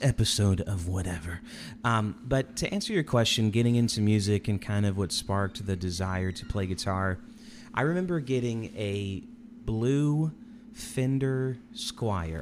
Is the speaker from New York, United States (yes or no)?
no; Indianapolis, Indiana, United States; also born or lived in Chicago area; I grew up in Indianapolis